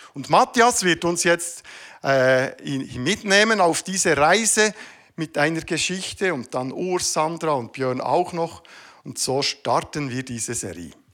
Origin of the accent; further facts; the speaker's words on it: Switzerland; Ich bin Schweizer. Das gehört zu meiner Identität.